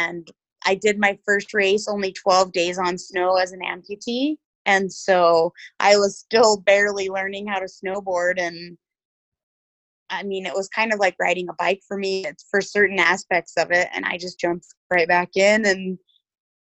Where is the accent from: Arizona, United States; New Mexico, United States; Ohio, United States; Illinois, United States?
New Mexico, United States; I was raised in New Mexico